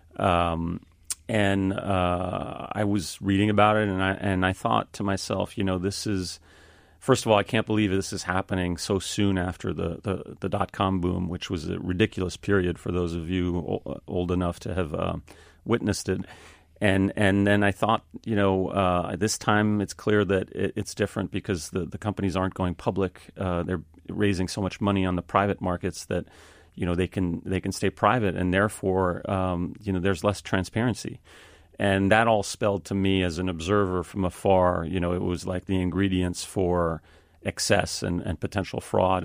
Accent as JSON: {"language": "English", "town": "Paris", "region": "Île-de-France", "country": "France", "tie": "born or raised there", "moved": "as an adult", "said": "I grew up in Paris, France. My father is French, my mother is American"}